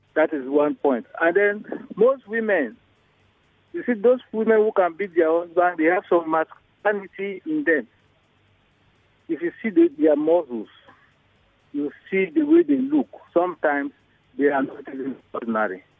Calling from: Lagos, Nigeria; I'm calling from Idimu

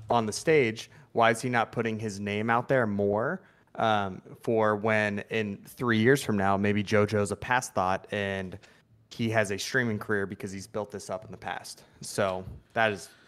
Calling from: Los Angeles, California, United States; I am calling from Los Angeles, California.

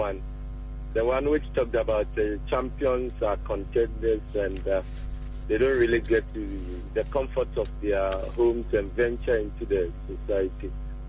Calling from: Accra, Greater Accra, Ghana; calling from Circle.

